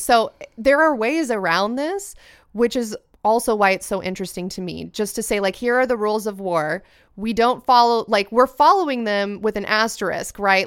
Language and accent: English; United States; as an American